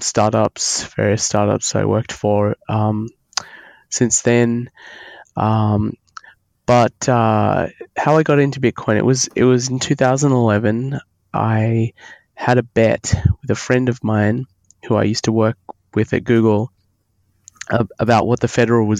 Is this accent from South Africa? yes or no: no; Australia; accent: Australian; moved away as an adult; now in United States; I'm Australian. You can probably hear that in my accent. I came to the United States in 2000, so almost 20 years ago